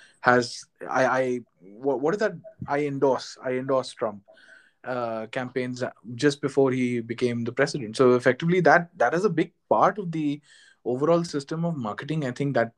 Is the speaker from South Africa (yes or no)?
no; Jaipur, Rajasthan, India; while I was growing up in Jaipur